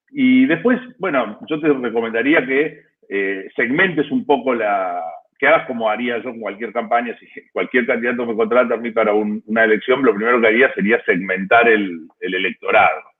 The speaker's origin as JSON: {"language": "Spanish", "country": "Argentina", "lives_now": "Buenos Aires, Argentina", "said": "Yo soy argentino, estoy en Buenos"}